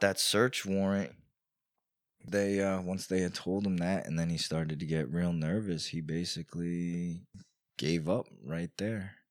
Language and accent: English; Newburgh, New York, United States; now in Poughkeepsie, United States; I grew up in Newburgh